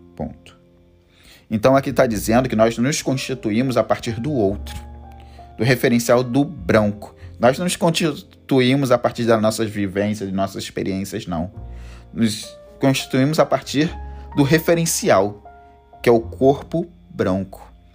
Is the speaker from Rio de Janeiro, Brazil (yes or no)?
yes; Rio de Janeiro, Brazil; eu sou carioca, sou do Rio de Janeiro